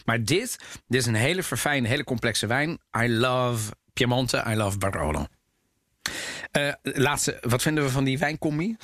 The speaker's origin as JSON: {"language": "Dutch", "country": "Netherlands", "tie": "born or raised there", "said": "ik ben geboren en getogen in Nederland"}